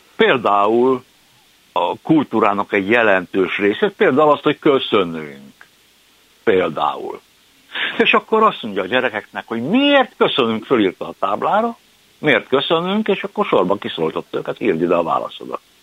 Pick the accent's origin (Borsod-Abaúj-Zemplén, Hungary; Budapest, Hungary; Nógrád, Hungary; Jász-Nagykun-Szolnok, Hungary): Budapest, Hungary; én aszfalton termett gyermek vagyok, én a belvárosba születtem, úgy értem, hogy beleszülettem az ötödik kerületbe